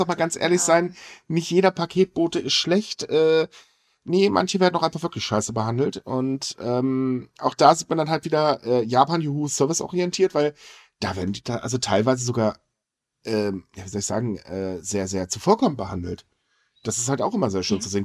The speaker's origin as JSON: {"language": "German", "country": "Germany", "said": "bei uns in Deutschland"}